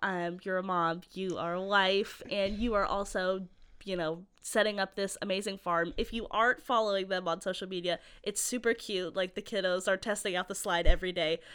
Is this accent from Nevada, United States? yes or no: yes; Las Vegas, Nevada, United States; now in Waco, United States; I grew up in Las Vegas, Nevada, so I'm also a Waco transplant